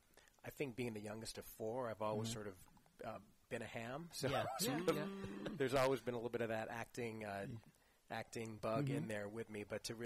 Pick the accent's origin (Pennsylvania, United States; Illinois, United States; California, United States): Illinois, United States; Kankakee; born there; I was born in Illinois, Kankakee, Illinois.